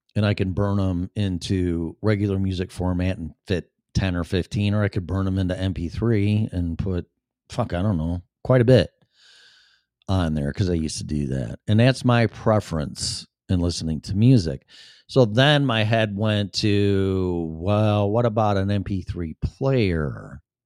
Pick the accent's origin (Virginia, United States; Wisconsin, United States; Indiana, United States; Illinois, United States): Illinois, United States; Chicago; accent: Chicago; my Chicago accent